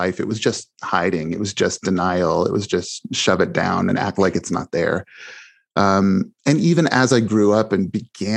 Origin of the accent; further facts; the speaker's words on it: Mishawaka, Indiana, United States; I grew up in Mishawaka, Indiana, which is close to South Bend